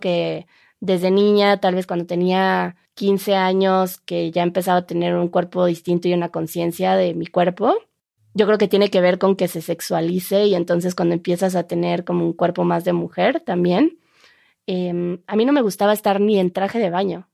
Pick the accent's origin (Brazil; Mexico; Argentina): Mexico; aquí utilizamos encuerados que según sé, en España utilizan en cueros, que sí. sería más o menos lo mismo, pero nosotros decimos encuerado